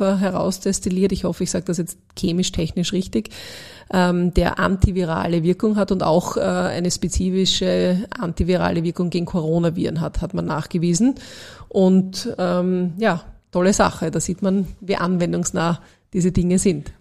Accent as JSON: {"language": "German", "country": "Austria", "said": "als Österreicherin"}